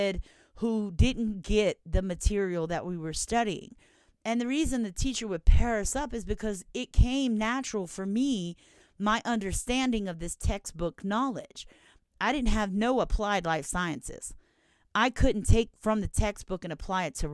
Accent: Louisiana, United States; I'm from Louisiana

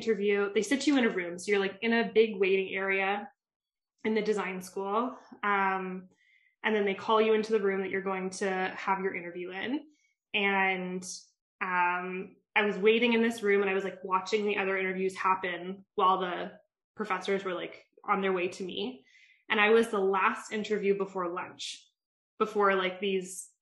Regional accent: Calgary, Alberta, Canada; moved away as an adult; also born or lived in Toronto; So I'm from Calgary. I'm not from Toronto.

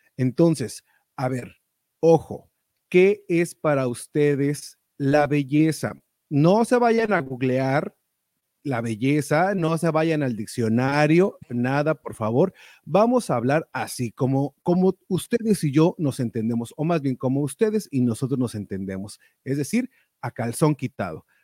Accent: Mexico; moved away; allá en México, de donde soy oriundo

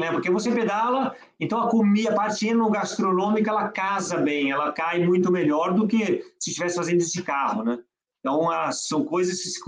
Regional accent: France; born there; minha família toda de parte de mãe é francesa, eu mesmo nasci, eu nasci na França, eu viajava muito para França

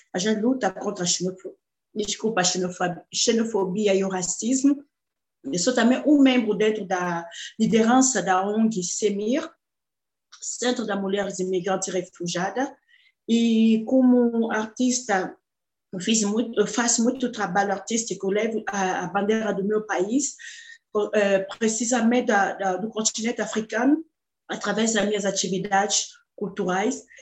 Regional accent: DR Congo; Portuguese is a second language; moved away as an adult; now in Brazil; Já estou no Brasil há 14 anos, eu sou da República Democrática do Congo

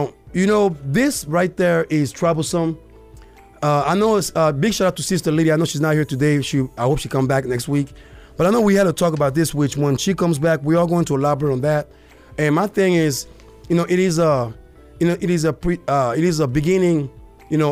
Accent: Côte d’Ivoire; now in Arizona, United States; my hometown, Cote d'Ivoire, aka Ivory Coast

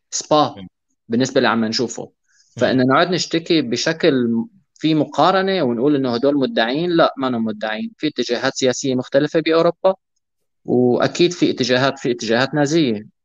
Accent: Syria; العنصريه اللي واجهناها نحن كسوريين بسوريا

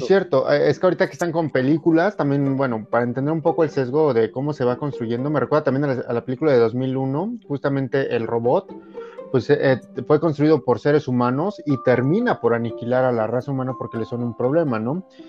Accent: Mexico

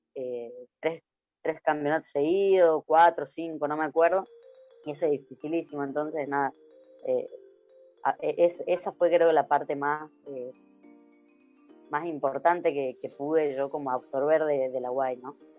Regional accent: Tucumán, Argentina; moved away; fuera de, Tucumán

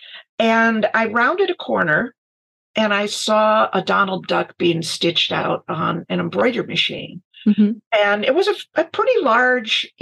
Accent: Finger Lakes, New York, United States; also born or lived in Michigan / East Lansing, Michigan; now in Minneapolis, United States; who wound up in Minneapolis about 20 years ago after living 40 years in Michigan and growing up in the Finger Lakes of New York

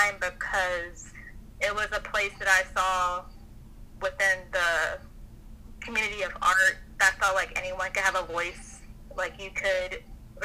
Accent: Atlanta, Georgia, United States; also born or lived in Augusta; I'm originally from Atlanta

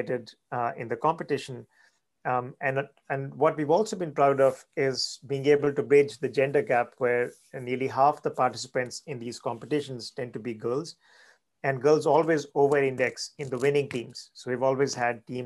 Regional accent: India; moved away as an adult; now in United States; I grew up in India

